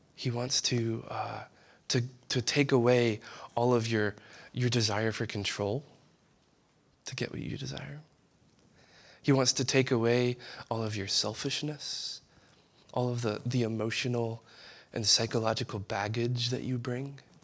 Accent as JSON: {"language": "English", "area": "East Bank", "region": "Louisiana", "country": "United States", "said": "I'm from the West, the East Bank"}